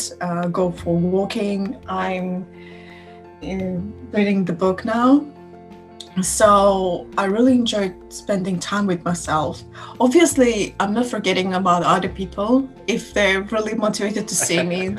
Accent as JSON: {"language": "English", "town": "Tallinn", "region": "Harju County", "country": "Estonia", "said": "I'm from Tallinn."}